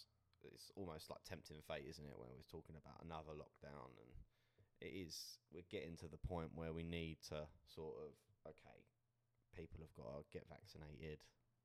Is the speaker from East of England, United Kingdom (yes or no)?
yes; Essex, East of England, United Kingdom; also born or lived in Australia; I'm joined with Harry. And we're both from Essex, so just outside London.